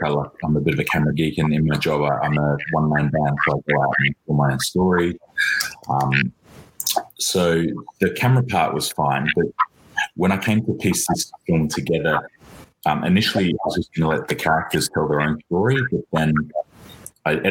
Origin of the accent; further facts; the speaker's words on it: Australia; moved away as an adult; now in London, United Kingdom; When I was growing up in Australia